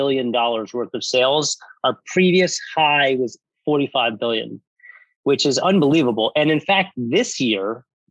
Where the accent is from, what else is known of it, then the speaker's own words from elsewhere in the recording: Westchester, New York, United States; moved away as an adult; also born or lived in Manhattan, New York / Atlanta, Georgia; now in Miami Beach, United States; I'm originally from New York. I grew up in Westchester, just outside New York City